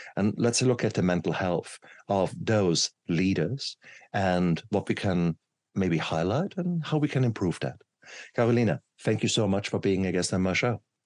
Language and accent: English; Germany; when I grew up in Germany, um, I come from poor working class family